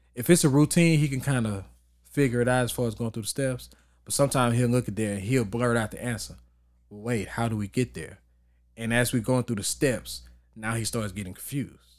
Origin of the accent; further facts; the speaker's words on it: Texas, United States; moved away; I grew up in Texas